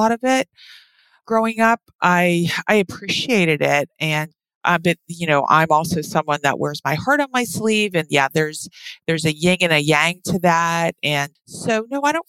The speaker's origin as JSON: {"language": "English", "region": "East Coast", "country": "United States", "also_born_or_lived": "Hawaii / Moscow, Idaho", "moved": "as an adult", "said": "we're from the East Coast."}